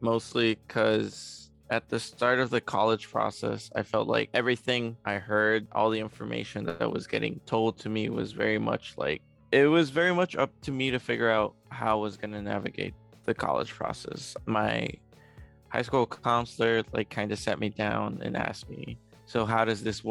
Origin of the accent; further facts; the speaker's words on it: Chicago, Illinois, United States; also born or lived in Mexico City, Mexico; I have lived in Chicago for most of my life